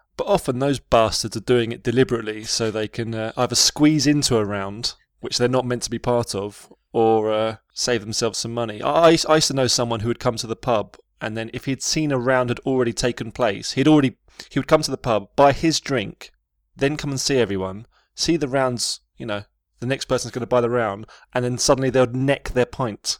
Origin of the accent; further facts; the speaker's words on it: Chelmsford, East of England, United Kingdom; I'm from Chelmsford, it's near London